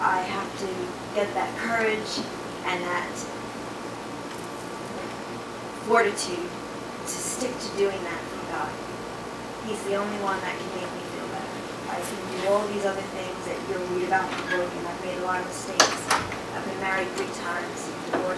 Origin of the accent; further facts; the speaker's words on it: New York City, New York, United States; I grew up in the South Bronx.